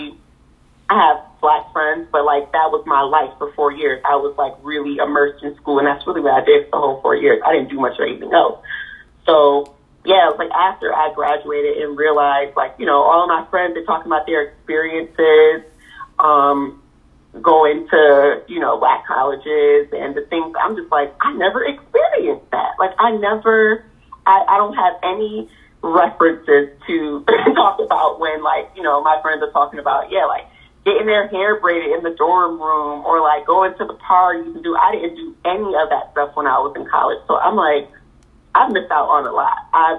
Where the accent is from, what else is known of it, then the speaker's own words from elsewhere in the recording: Rochester, United States; coming from a small town like Rochester